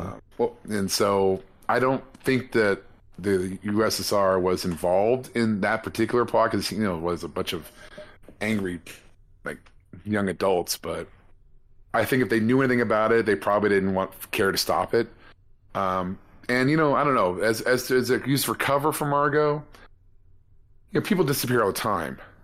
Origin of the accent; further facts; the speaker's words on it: California, United States; as a Californian